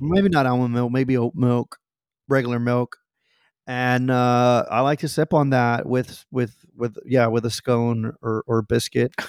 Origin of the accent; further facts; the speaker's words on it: Houston, Texas, United States; I grew up in the Heights in Houston